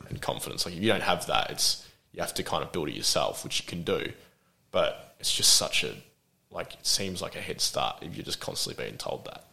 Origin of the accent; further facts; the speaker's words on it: Adelaide, South Australia, Australia; also born or lived in Glenelg; now in Melbourne, Australia; I grew up in Port Adelaide, and oh well, we I was when I was born, we were in Glenelg